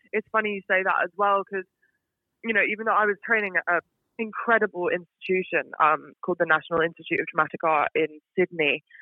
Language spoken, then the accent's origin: English; Singapore; Well, I, so I am British, but I grew up in Singapore. Oh, so wow. I was born and raised in Singapore. I lived there for 18 years, so literally till I went to uni